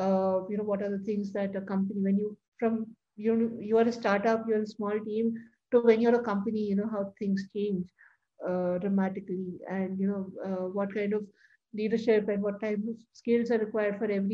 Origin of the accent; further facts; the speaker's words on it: India; as Indian women